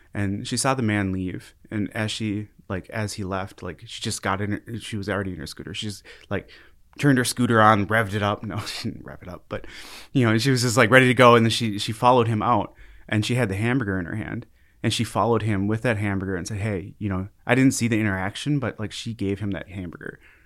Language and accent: English; Brooklyn Park, Minnesota, United States; moved away as an adult; now in Fargo, United States; I grew up in Brooklyn Park, Brooklyn Center area, uh, and that's a suburb of Minneapolis.